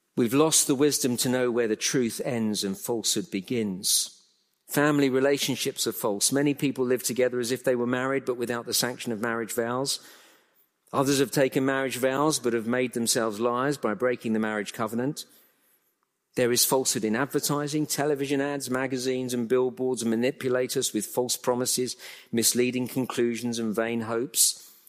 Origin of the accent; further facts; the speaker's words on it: England, United Kingdom; I'm a Brit, born and bred in England, lived all my life in the U K